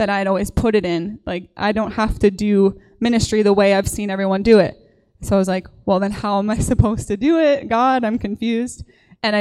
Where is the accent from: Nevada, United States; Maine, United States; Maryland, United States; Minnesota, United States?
Minnesota, United States; Brainerd; I grew up in Brainerd